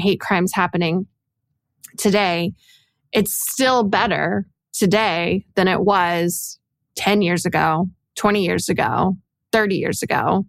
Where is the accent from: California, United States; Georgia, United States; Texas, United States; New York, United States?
Texas, United States; Dallas; I grew up I grew up in, in Texas from Dallas